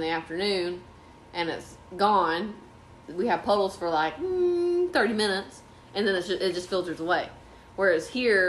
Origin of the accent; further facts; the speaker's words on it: an hour north of Pensacola, Florida, United States; now in North Carolina, United States; I always tell people I'm from Pensacola, but I'm from an hour north of Pensacola, so I'm more inland.